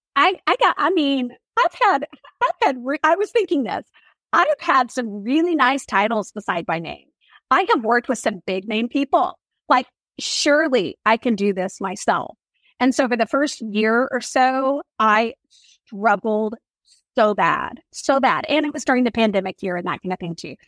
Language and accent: English; Oklahoma, United States; I grew up in Oklahoma